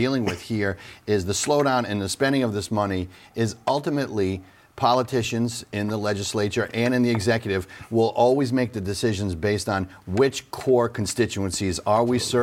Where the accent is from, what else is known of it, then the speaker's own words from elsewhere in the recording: Woonsocket, Rhode Island, United States; my hometown of Woonsocket